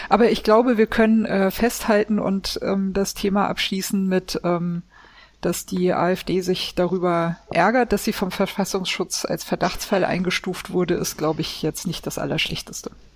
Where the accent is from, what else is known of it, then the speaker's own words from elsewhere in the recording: Swabia, Baden-Württemberg, Germany; Ich bin nicht getauft ähm, und ich bin in Schwaben geboren